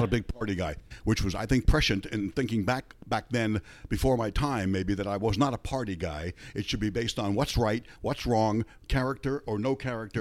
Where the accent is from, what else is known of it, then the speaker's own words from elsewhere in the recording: New York, United States; now in San Diego, United States; I'm from New York